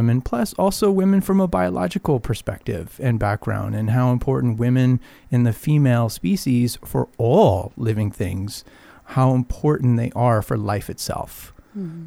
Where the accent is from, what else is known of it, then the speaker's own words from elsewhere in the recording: Arizona, United States; moved away as an adult; now in California, United States; I grew up in Arizona, and I moved here in my early 20s